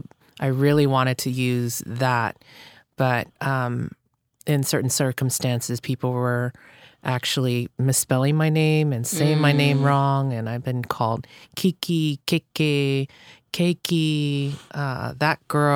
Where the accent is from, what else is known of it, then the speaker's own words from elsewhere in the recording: Hawaii, United States; But I'm like, that's my roots. That's where I came from. I grew up in Hawaii, went to Kamehameha schools